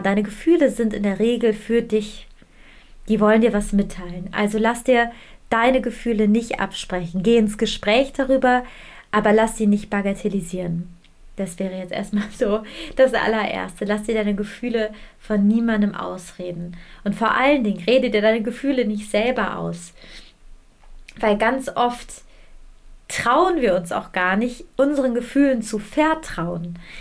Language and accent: German; Germany; bei uns in Deutschland